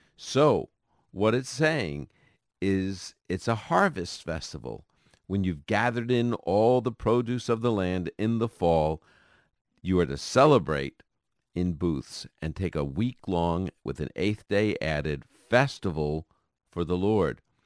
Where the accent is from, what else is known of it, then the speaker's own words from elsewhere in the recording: New York City, New York, United States; growing up in Brooklyn, New York